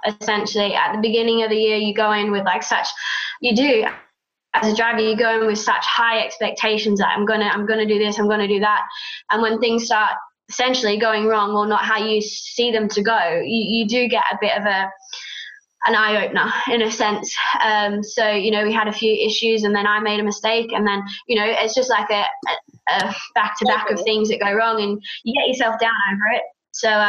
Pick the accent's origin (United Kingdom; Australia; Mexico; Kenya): Australia; I'm Aussie